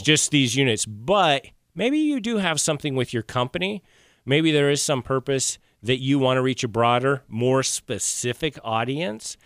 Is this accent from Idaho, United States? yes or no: yes; Rexburg, Idaho, United States; moved away; also born or lived in Maine; I'm originally from Idaho